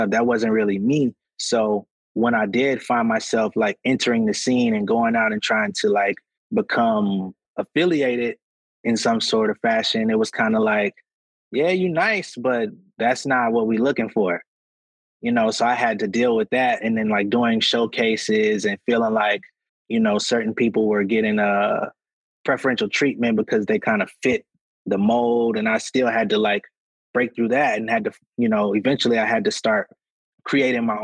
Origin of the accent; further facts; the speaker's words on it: Connecticut, United States; born there; also born or lived in Atlanta; even though I was in Atlanta, I was always like heavily inspired by like the East Coast because I was born in Connecticut